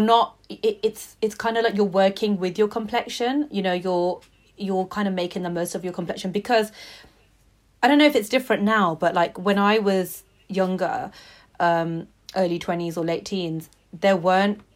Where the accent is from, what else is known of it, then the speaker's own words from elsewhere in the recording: Coventry, West Midlands, United Kingdom; I was from Coventry